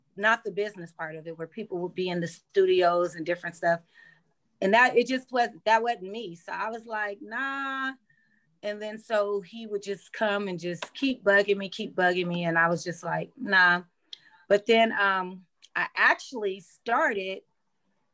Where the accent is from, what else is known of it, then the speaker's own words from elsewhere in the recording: Los Angeles, California, United States; I'm from the San Fernando Valley, which is like LA County, Los Angeles, California